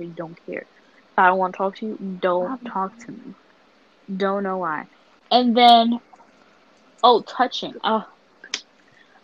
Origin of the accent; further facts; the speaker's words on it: New York City, New York, United States; I'm from Harlem